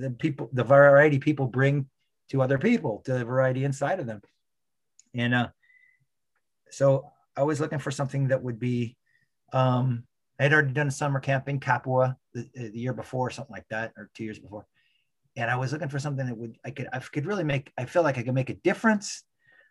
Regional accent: California, United States; also born or lived in San Francisco; I come from California

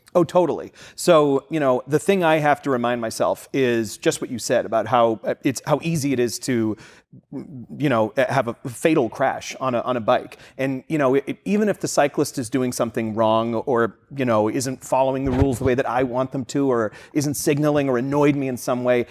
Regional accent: Boston, Massachusetts, United States; moved away; I'm from the Boston area and did a lot of commuting in the city

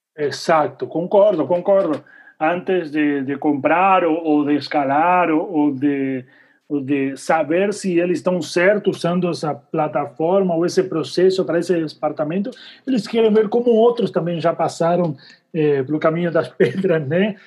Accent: Argentina; Eu sou argentino

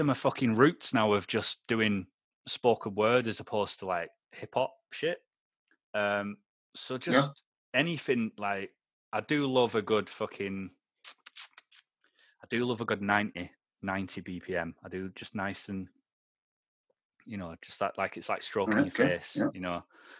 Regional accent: Aberdeen, Scotland, United Kingdom; now in Lancashire, United Kingdom; I'm from Lancashire now. When I go back up to Aberdeen now, it takes me about 3 minutes and I'm zoned back in.

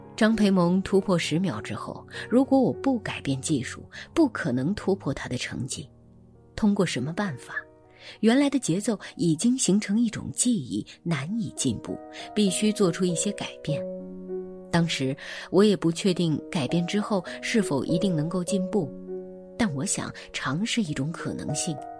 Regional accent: China; now in Shanghai, China; 为身为中国人感觉骄傲。好了，今天就是这样， … 在上海跟各位说晚安。

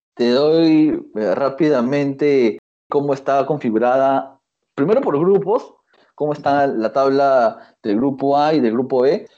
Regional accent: Lima, Peru; yo soy de Mirones

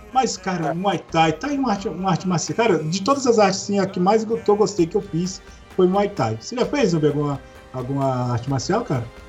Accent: Minas Gerais, Brazil; eu sou mineiro, né? Então criado no interior

